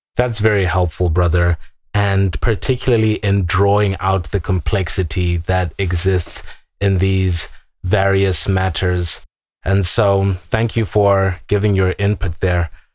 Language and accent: English; Zimbabwe; moved away; I'm from Zimbabwe. I was born and raised there.